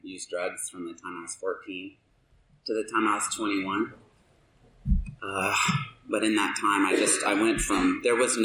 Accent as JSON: {"language": "English", "region": "the South", "country": "United States", "tie": "born or raised there", "also_born_or_lived": "Alabama / Georgia", "moved": "yes", "lives_now": "Alaska, United States", "said": "I grew up in Alabama and Georgia"}